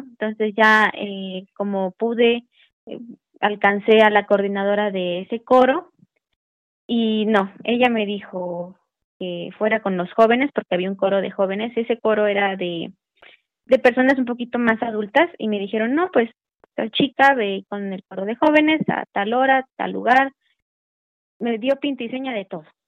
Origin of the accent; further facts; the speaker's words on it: Veracruz, Mexico; moved away as an adult; now in Puebla, Mexico; Yo soy de Veracruz, y cuando yo empecé a ver mi oportunidad de entrar a la universidad, eh, pues me vine a Puebla